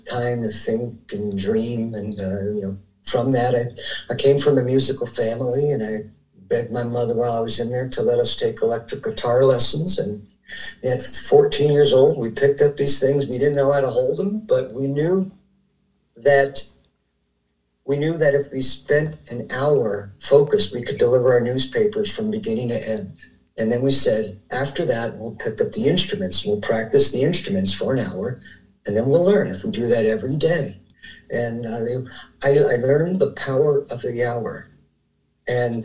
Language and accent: English; New Jersey, United States; moved away; I grew up back in New Jersey in a family of seven